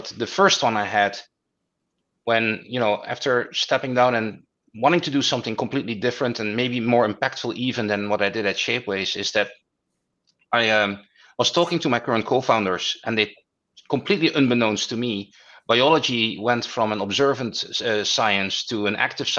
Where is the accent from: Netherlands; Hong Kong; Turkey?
Netherlands; moved away as an adult; now in New York, United States; I'm originally from the Netherlands